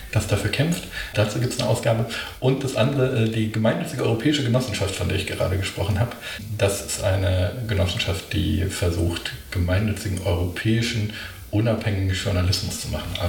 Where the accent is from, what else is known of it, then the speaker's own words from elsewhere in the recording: Berlin, Germany; aber ich, ich bin Berlinerin